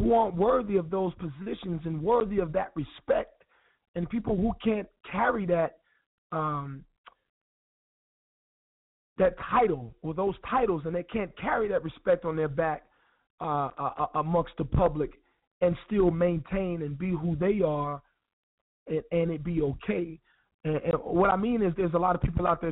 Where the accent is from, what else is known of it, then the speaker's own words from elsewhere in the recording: Wilson, North Carolina, United States; moved away; Wilson, NC. That's my home